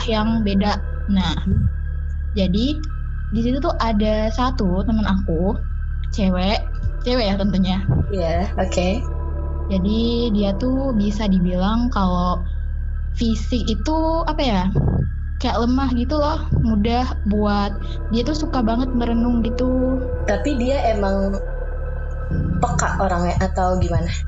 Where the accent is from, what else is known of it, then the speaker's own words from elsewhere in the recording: Belitung, Bangka Belitung Islands, Indonesia; Asalnya dari Belitung.